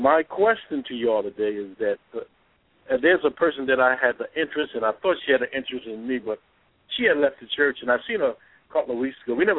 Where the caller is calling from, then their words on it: New Jersey, United States; I'm calling from New Jersey